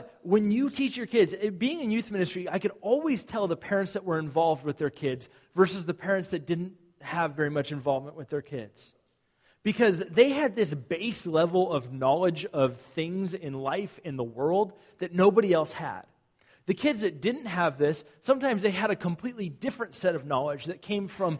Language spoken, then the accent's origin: English; Southern California, United States; moved away; I grew up in Southern California